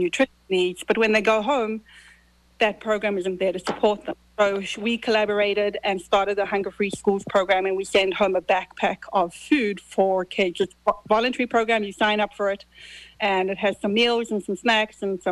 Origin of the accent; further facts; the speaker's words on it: Zimbabwe; now in United States; I was born in Zimbabwe. You hear I have an accent.